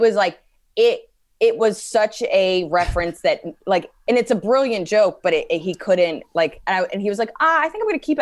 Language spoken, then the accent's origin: English; United States; being an American